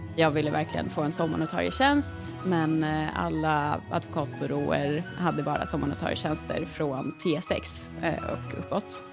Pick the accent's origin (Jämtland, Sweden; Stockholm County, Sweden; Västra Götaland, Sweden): Stockholm County, Sweden; Stockholm; also born or lived in Uppsala; Jag är från Stockholm från början, men jag hade pluggat i Uppsala och då hade jag precis kommit tillbaka till Stockholm igen